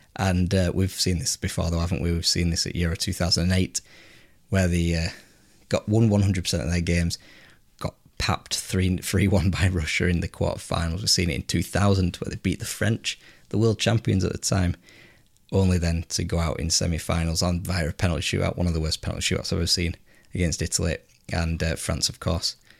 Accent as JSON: {"language": "English", "region": "England", "country": "United Kingdom", "lives_now": "Yorkshire, United Kingdom", "said": "I'm English"}